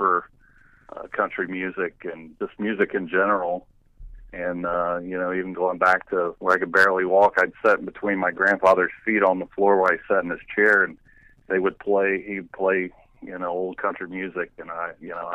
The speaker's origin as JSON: {"language": "English", "region": "Southern Ohio", "country": "United States", "tie": "born or raised there", "moved": "yes", "lives_now": "Indiana, United States", "said": "I live in Indiana now. I was actually born and raised in Southern Ohio"}